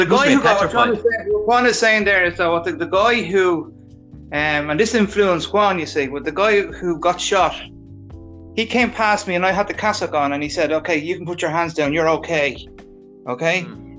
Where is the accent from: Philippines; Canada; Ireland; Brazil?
Ireland; moved away; as an Irish guy going over there